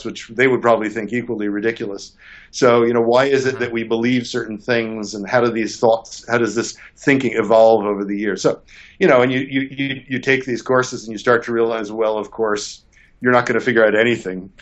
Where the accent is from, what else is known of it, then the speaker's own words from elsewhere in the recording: New York City, New York, United States; I grew up in New York City